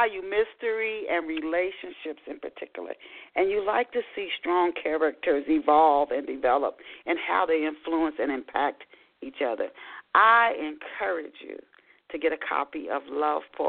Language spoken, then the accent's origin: English; Dayton, Ohio, United States; I grew up in West Dayton, Ohio